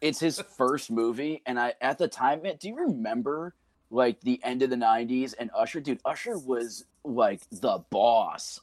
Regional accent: Pascack Valley, New Jersey, United States; I finished my high school career as a Pasquac Valley mascot

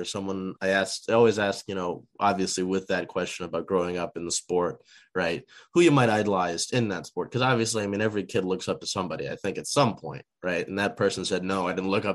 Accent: Seattle, Washington, United States; I'm from Seattle, so if I'm saying it sounds a little bit different to me

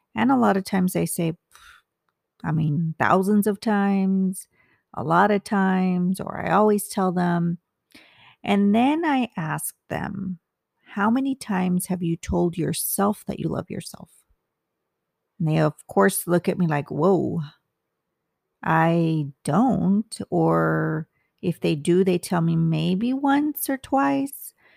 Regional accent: United States; I'm Hispanic. I'm Mexican American

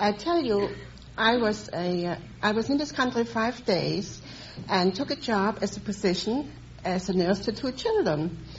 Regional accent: Dresden, Saxony, Germany; English is a second language; moved away as an adult; now in United States; I come from Dresden, Germany.

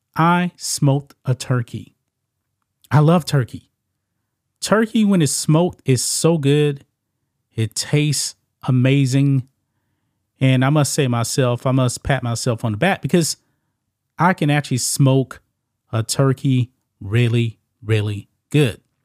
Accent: the South, United States; I'm from the South, man. In Louisiana, whole bunch of people actually eat, uh, frog legs.

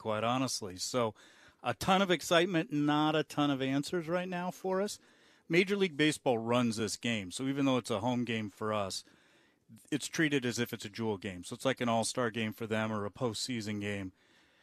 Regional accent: Muscatine, Iowa, United States; I'm from Iowa. I'm from Muscatine, Iowa

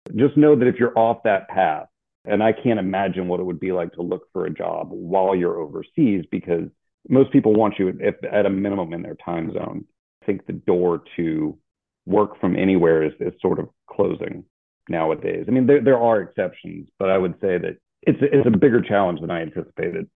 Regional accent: Louisiana, United States; moved away as an adult; also born or lived in Alabama / Hawaii; now in San Antonio, United States; I'm originally from Louisiana, but I was looking forward to getting out of the state

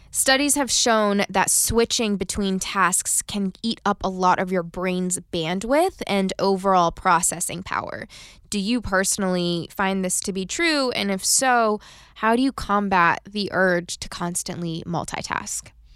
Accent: United States; we are just known around the world to work ourselves into the ground

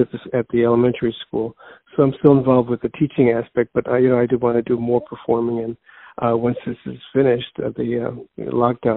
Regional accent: Chicago, Illinois, United States; Born and raised in Chicago

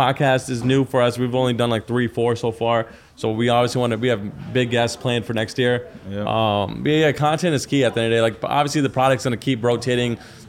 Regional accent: Virginia, United States; I'm from Virginia

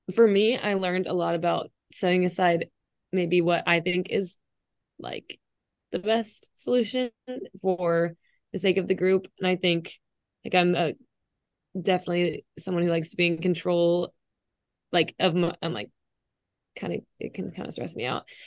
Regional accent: Dallas, Texas, United States; I'm from Dallas, Texas

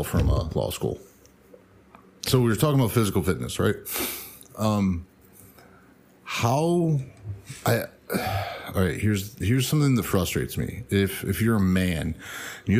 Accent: United States; I'm American

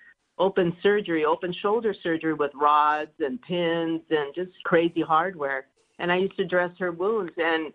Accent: Los Angeles, California, United States; I'm from here. I'm a local.

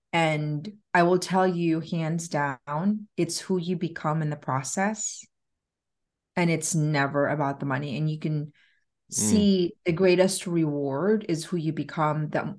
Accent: Philippines; So I grew up in the Philippines, and my first recollection was living in the slums of the Philippines.

